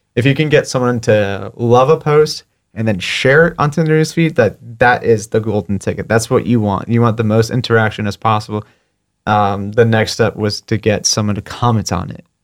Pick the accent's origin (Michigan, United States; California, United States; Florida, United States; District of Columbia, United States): Florida, United States; Fort Lauderdale; also born or lived in New Jersey; now in Pensacola, United States; I moved to Fort Lauderdale when I was six, and I grew up in Fort Lauderdale